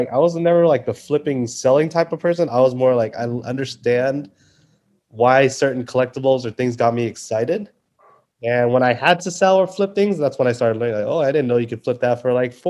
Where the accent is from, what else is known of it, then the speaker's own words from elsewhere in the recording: Orange County, Little Saigon, California, United States; I was born in Orange County in the Little Saigon my entire life. So I've been here, always been here